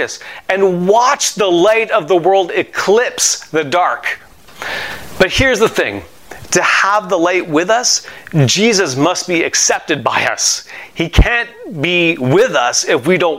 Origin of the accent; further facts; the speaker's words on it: Montreal, Quebec, Canada; I have a friend that I grew up with in Montreal